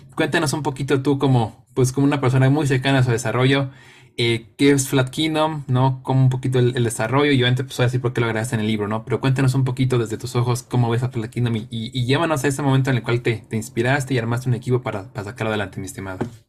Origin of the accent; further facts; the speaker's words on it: Mexico; jugadores mexicanos